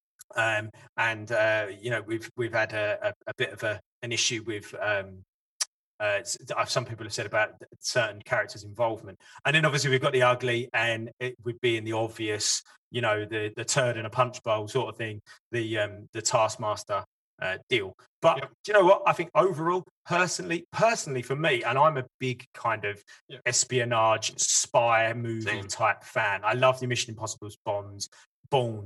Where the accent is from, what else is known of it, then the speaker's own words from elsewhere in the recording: United Kingdom; as a British guy.